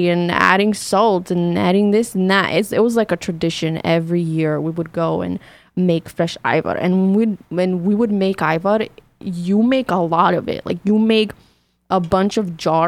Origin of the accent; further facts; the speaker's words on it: North Macedonia; now in United States; when I came from Macedonia to the States